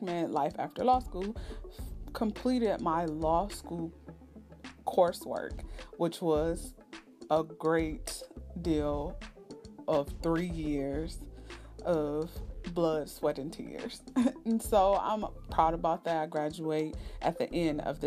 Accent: East Cleveland, Ohio, United States; I am a native of Ohio, born and raised in East Cleveland, Ohio

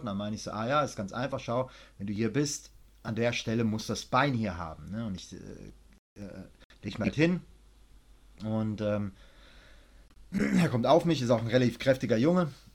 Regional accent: Germany; now in Thailand; Wir Deutsche klingen auch lustig, wenn wir Englisch sprechen

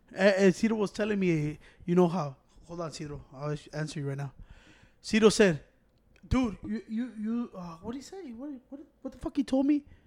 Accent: Chicago, Illinois, United States; I'm from Chicago

